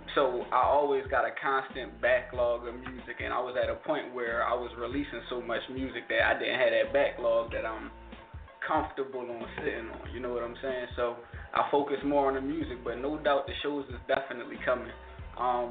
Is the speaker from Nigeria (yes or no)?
no; Philadelphia, Pennsylvania, United States; I'm from Southwest Philly